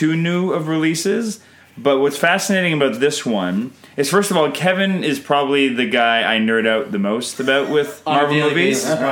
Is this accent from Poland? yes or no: no; Canada; I'm Canadian filmmaker